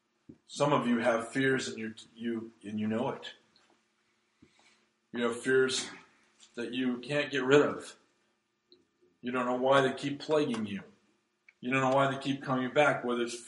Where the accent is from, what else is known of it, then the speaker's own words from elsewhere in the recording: Nevada, United States; now in Brookings, United States; I grew up in Nevada